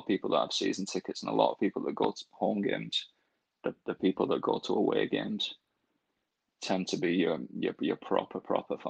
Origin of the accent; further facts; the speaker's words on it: Rochdale, North West England, United Kingdom; moved away; I'm from Rochdale and I'm a big Rochdale fan